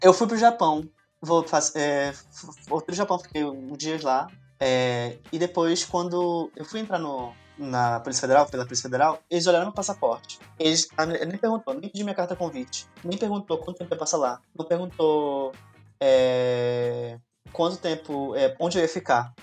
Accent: Manaus, Amazonas, Brazil; moved away as an adult; also born or lived in Portugal; now in Argentina; eu sou de Manaus

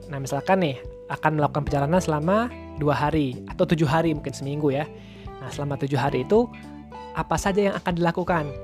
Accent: Riau, Indonesia; Saya mengambil Bang Yazid ya, karena kami sama-sama dari Riau. Saya dari SMA Plus Provinsi Riau, Bang Yazid ini dari SMA 8 Pekanbaru.

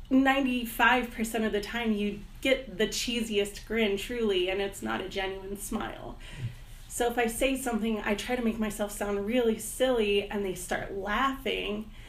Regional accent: Heidelberg, Baden-Württemberg, Germany; also born or lived in Fort Campbell, United States / Stuttgart; Um, I was born in Fort Campbell, Kentucky, and I was raised in Germany.

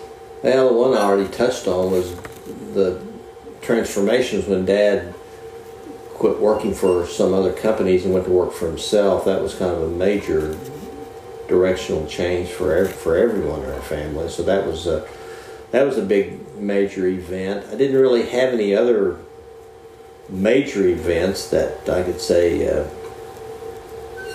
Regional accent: Moore, Oklahoma, United States; Originally from Moore, Oklahoma. Went to high school at Moore, Oklahoma

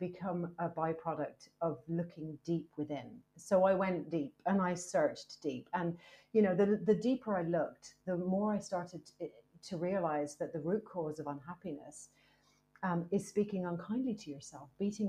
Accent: Ireland; also born or lived in United States; now in United Kingdom; I'm Irish and I've lived in the UK for a very long time. I also lived in America for a long time as well.

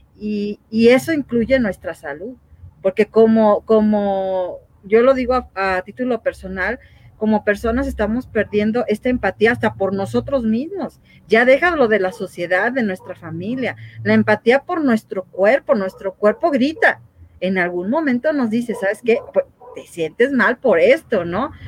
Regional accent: Mexico; como mexicanos

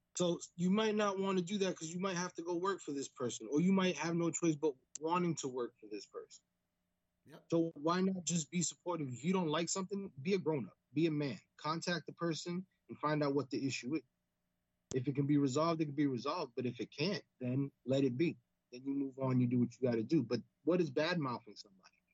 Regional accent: New York City, New York, United States; we're kids from the Bronx

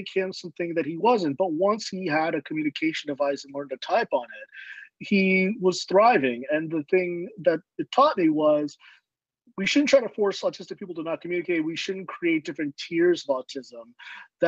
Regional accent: Southern California, United States; also born or lived in Chicago; I grew up in Southern California.

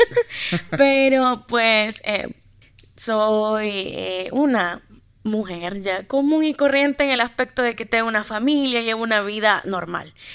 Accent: Santa Ana, El Salvador; soy de Santa Ana, allá nací

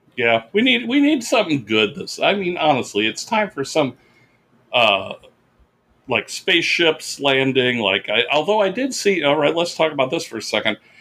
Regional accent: Orland, California, United States; moved away; I went up to Northern California uh, because I wanted to show Becky, my girlfriend, my hometown

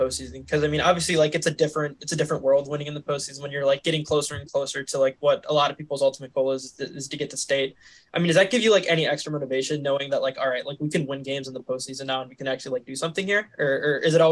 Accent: Wisconsin, United States; I'm from Wisconsin

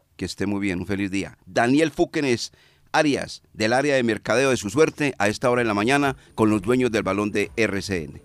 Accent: Colombia; como somos colombianos

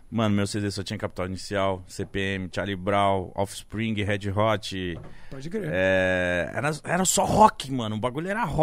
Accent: Pará, Brazil; eu sou paraense

